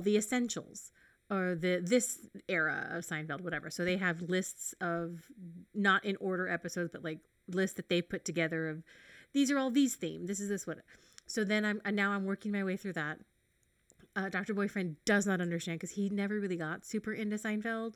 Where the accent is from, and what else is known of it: United States